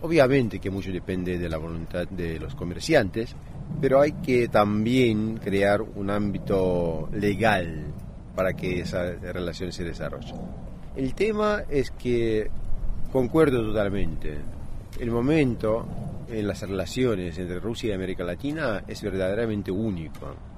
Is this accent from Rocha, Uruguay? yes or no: no; Montevideo, Uruguay; also born or lived in Havana, Cuba; now in Russia; yo nací en La Habana y que yo crecí en Montevideo, lo que se oye